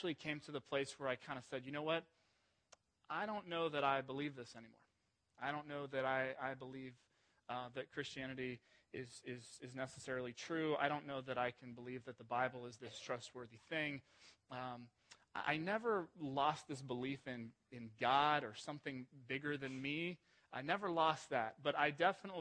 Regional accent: Ohio, United States; I grew up mostly in Ohio

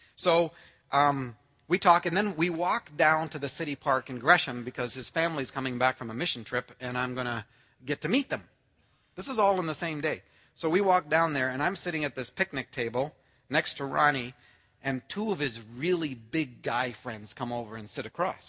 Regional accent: Canada; I'm Canadian born.

